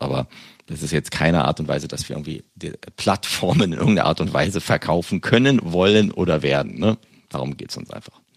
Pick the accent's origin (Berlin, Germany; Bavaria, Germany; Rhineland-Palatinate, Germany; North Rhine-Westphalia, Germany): Berlin, Germany; now in United Kingdom; aus meiner Heimatstadt Berlin